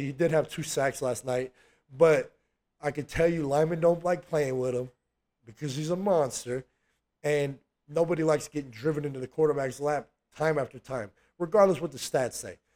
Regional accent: California, United States; I'm from California

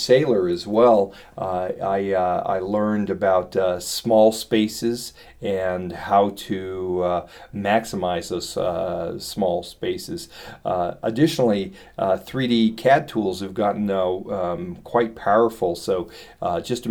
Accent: Silicon Valley, California, United States; now in Boulder, United States; growing up in Silicon Valley

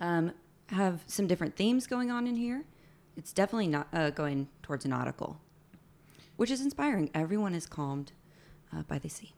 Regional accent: Alabama, United States; moved away as an adult; also born or lived in Orlando; I'm from Alabama.

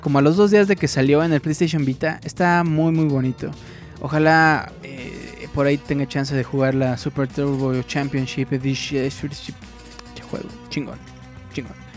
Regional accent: Mexico; Como mexicano

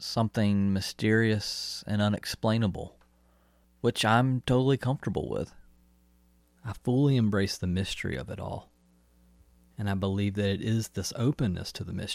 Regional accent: Newnan, Georgia, United States; the street I grew up on in Noonan, Georgia, was Ironwood Court

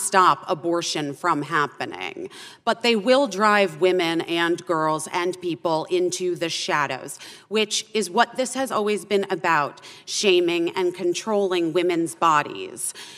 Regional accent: Arizona, United States; born or raised there

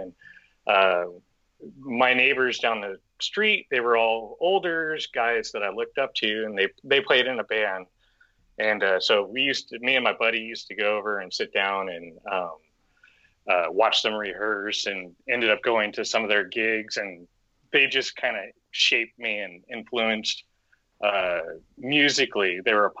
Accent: Florida, United States; born there; I was born in Florida, so I was a East Coaster originally, and a product of two military dads.

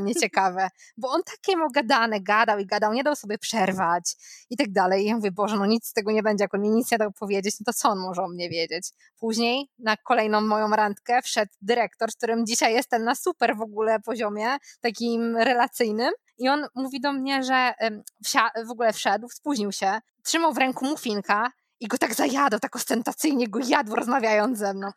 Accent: Poland; moved away as an adult; now in United States; skąd jestem, co robiłam w Polsce

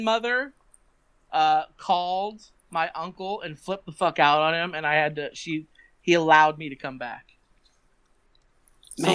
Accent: Pennsylvania, United States; moved away as an adult; also born or lived in Tennessee; coming back to Pennsylvania

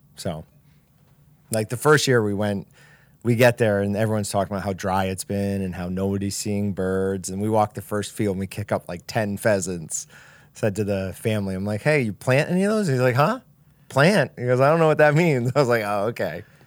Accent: Kansas, United States; I'm from Kansas

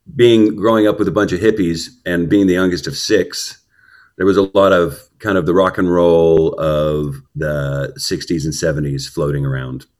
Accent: Houston, Texas, United States; I was born in Houston, um, and probably about in the east end of Houston

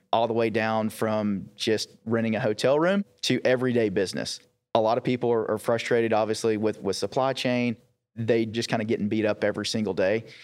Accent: East Texas, United States; I grew up in East Texas

